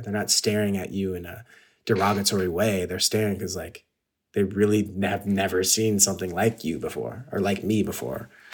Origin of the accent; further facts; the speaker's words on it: San Gabriel Valley, California, United States; also born or lived in Ladera Heights, Los Angeles; I grew up in the S G V, which is the San Gabriel Valley, which is basically China in America